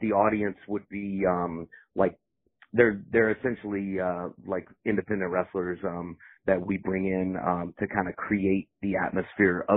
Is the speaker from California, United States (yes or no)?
no; Fayetteville, North Carolina, United States; I come from North Carolina, the Fayetteville area